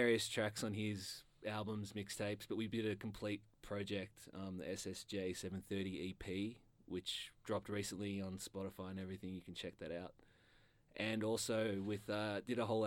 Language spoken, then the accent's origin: English; Blackburn, Victoria, Australia; also born or lived in Kensington, Melbourne; I grew up in Blackburn